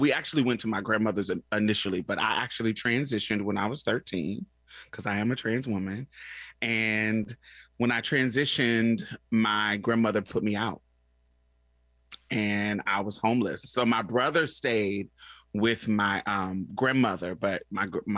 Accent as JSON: {"language": "English", "town": "Indianapolis", "region": "Indiana", "country": "United States", "tie": "born or raised there", "also_born_or_lived": "Boston, Massachusetts / Chicago, Illinois", "moved": "yes", "lives_now": "Houston, United States", "said": "I grew up in Indianapolis, Indiana, and Boston, Massachusetts, and a little bit in Chicago, but my main base was Indianapolis"}